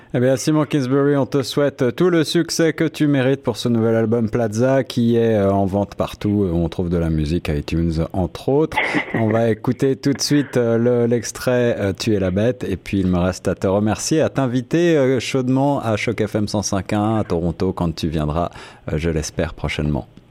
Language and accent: French; France; moved away; je viens de France